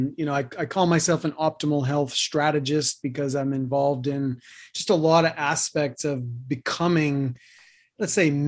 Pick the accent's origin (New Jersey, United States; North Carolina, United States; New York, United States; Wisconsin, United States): New York, United States; New York City; moved away as an adult; also born or lived in Boulder, Colorado; now in Anthem, United States; I grew up in Queens.